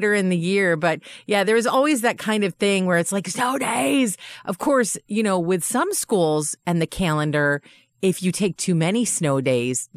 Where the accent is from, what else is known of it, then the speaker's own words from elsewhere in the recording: Dryden, New York, United States; I grew up in Dryden, New York